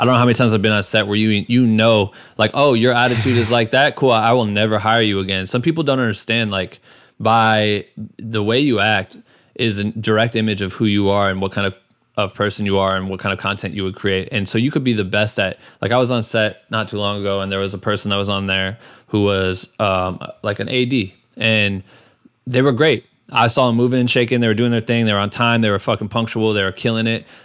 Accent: Iowa, United States; now in Los Angeles, United States; I'm from Iowa originally

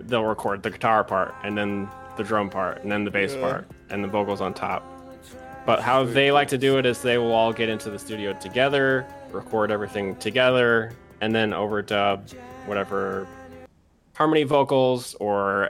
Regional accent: United States; as an American

